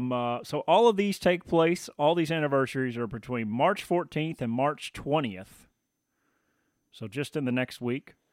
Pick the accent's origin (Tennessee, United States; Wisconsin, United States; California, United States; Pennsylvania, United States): Tennessee, United States; moved away; so that's kind of me with Tennessee and moving back.